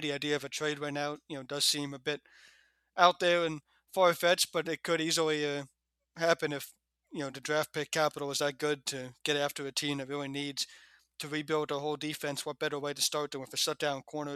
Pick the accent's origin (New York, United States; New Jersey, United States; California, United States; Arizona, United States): New Jersey, United States; Point Pleasant; moved away; Point Pleasant, which is the same name as my hometown back in New Jersey. So there's a Point Pleasant, New Jersey, where I'm from